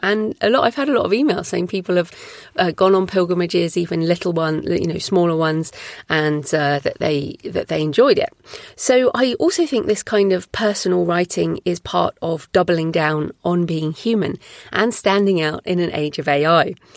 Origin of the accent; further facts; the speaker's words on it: United Kingdom; I'm also British